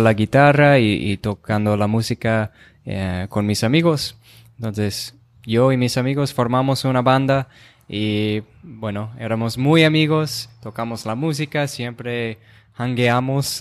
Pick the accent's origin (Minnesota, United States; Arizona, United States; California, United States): Minnesota, United States; Rochester; first language English; Spanish is a second language; moved away as an adult; yo soy de Rochester, Minnesota.